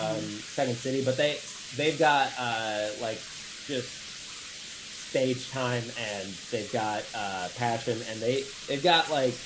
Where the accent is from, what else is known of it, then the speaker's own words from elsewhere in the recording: Lemont, Illinois, United States; also born or lived in Austin, Texas; I grew up in Lamont. I've lived in Illinois most of my life. I lived in Texas for a while. I lived in Austin with the Cold Town Theater.